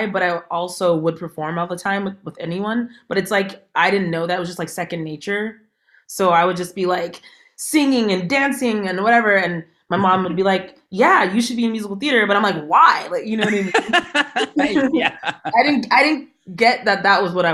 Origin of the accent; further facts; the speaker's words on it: San Jose, California, United States; I'm from San Jose, California